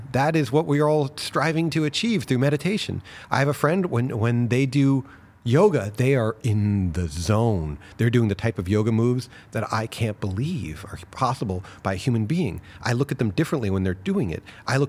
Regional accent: New York City, New York, United States; which worked out great because I was raised in New York City, so there everybody talks fast.

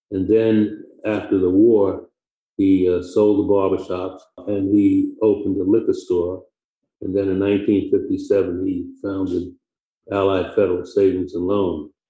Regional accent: New York City, New York, United States; also born or lived in Harlem, New York / Michigan; I was born in Harlem in 1937 on Edgecombe Avenue.

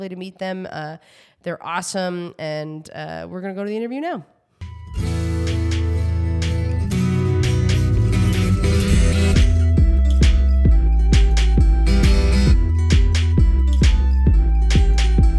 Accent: New Brunswick, Canada; now in Toronto, Canada

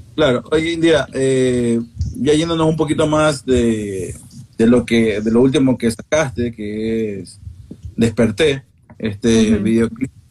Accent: Ecuador

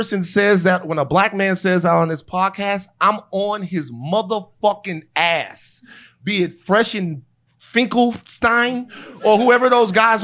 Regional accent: Louisiana, United States; where I'm from in Louisiana, the culture is like ridiculously strong

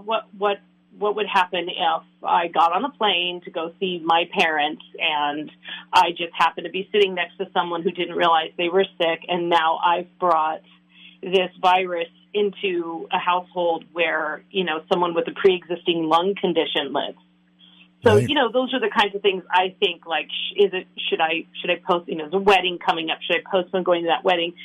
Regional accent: San Francisco Bay Area, California, United States; moved away as an adult; now in Minnesota, United States; I grew up in California um, in the San Francisco Bay Area and lived there until about six or seven years ago when I sort of randomly relocated

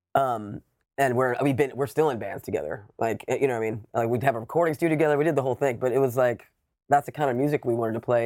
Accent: Savannah, Georgia, United States; I grew up in Savannah, Georgia

